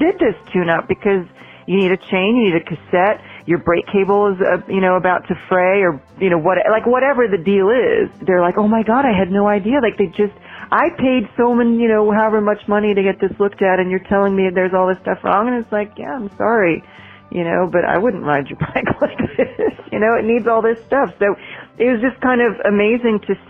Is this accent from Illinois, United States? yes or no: yes; Champaign-Urbana, Illinois, United States; moved away as an adult; now in Asheville, United States; This is back in Illinois where I came from. I'm from Champaign-Urbana, Illinois